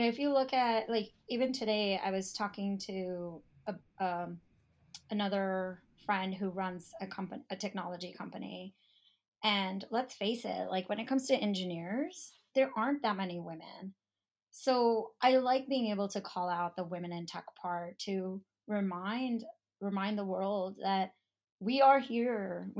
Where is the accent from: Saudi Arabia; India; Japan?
India; I'm Indian. I'm 100% Indian. So people automatically assume either I'm in tech or I'm a doctor or I'm a lawyer, right?